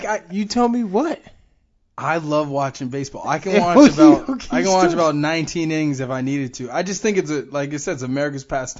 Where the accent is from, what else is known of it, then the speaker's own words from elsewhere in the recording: Boston, Massachusetts, United States; we're from Boston